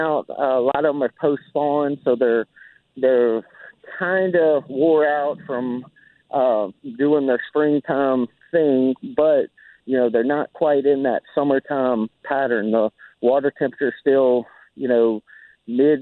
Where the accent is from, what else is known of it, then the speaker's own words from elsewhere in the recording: just north of New Orleans, Louisiana, United States; just north of New Orleans